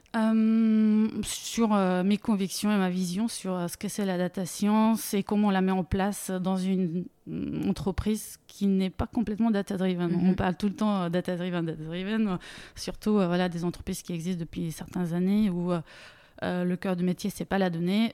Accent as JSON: {"language": "French", "country": "Bulgaria", "tie": "born or raised there", "also_born_or_lived": "Munich, Germany / Grenoble, France", "second_language": "French", "moved": "as an adult", "lives_now": "France", "said": "je viens d'origine bulgare, je suis née en Bulgarie. À 19 ans, j'ai décidé de faire mes études en Allemagne"}